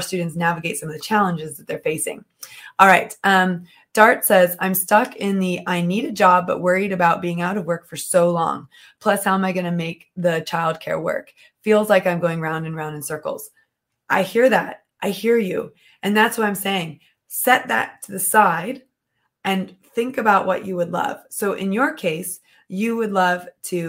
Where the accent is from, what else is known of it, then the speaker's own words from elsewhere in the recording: United States; I'm American